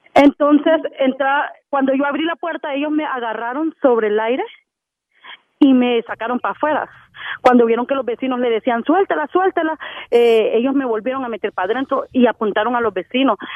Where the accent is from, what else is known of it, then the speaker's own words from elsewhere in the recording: Honduras; moved away; como buena hondureña